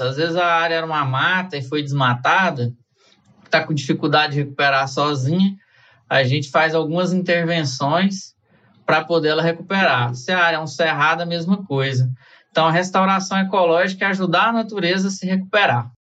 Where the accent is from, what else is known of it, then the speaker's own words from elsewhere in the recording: Goiás, Brazil; moved away as an adult; now in Brasília, Brazil; eu cheguei muito tarde aqui em Brasília, então eu passei a vida inteira em Goiás